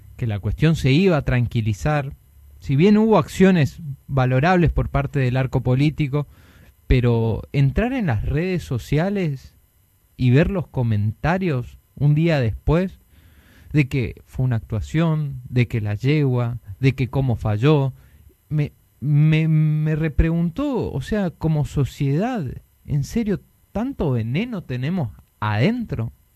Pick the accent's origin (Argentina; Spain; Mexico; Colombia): Argentina; como argentinos